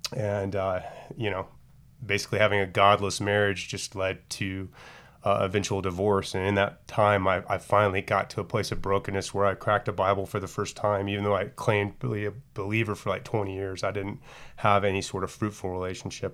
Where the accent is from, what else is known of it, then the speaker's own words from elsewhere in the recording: Dallas, Texas, United States; I grew up in the Dallas area